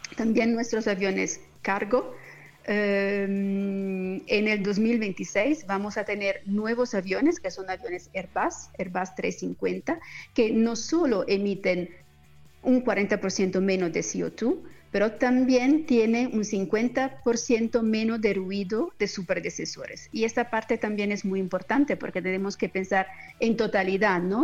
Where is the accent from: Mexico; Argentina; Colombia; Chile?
Colombia; soy, colombiana